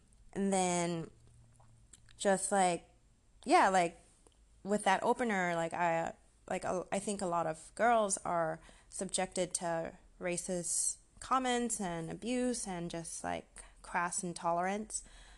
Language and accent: English; Malaysia; also born or lived in Singapore; But I am Malaysian, Singaporean.